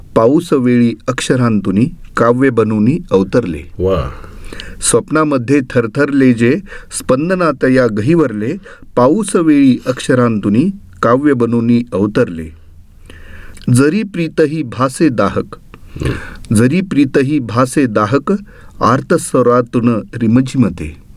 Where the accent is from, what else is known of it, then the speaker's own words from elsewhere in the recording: Kalamb, Maharashtra, India; कळम सारख्या म्हणजे मराठवाड्यातल्या इतक्या ग्रामीण भागात असून सुद्धा